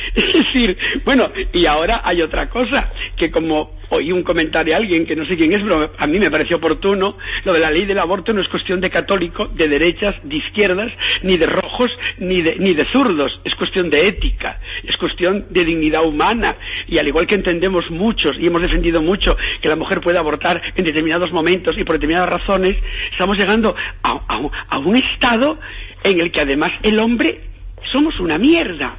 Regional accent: Galicia, Spain; yo soy gallego

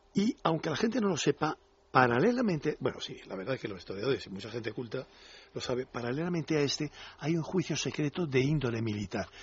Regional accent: Spain

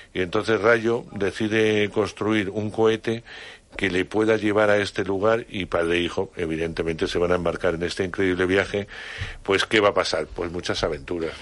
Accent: Palencia, Castile and León, Spain; moved away; desde mi pueblo en Palencia

